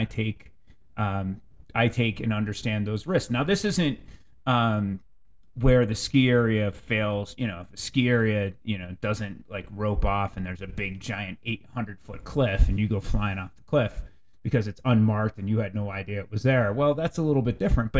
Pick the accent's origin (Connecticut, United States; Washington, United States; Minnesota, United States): Connecticut, United States; Canton; moved away; When I was a kid growing up in Canton, Connecticut